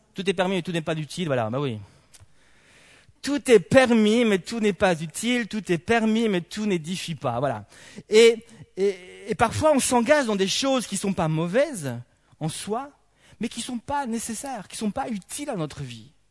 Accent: Belgium; en tant que bon belge

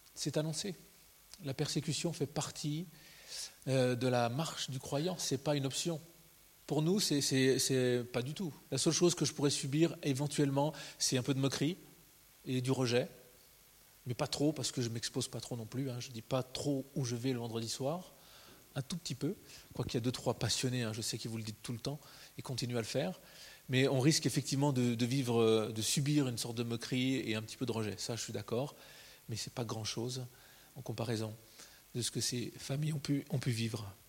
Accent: Switzerland; en tant que Suisse

